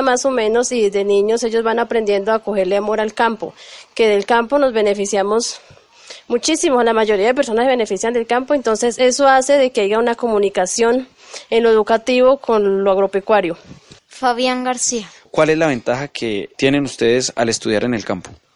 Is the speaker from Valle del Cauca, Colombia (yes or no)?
yes; Tienda Nueva, Valle del Cauca, Colombia; also born or lived in Medellín; soy del corregimiento de Tienda Nueva y vengo desde Medellín